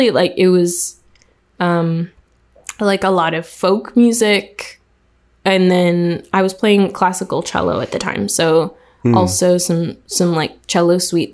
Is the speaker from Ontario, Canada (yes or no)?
no; Montreal, Quebec, Canada; So I'm originally from Montreal, Quebec, and like Canada mostly, like, no, completely born and raised.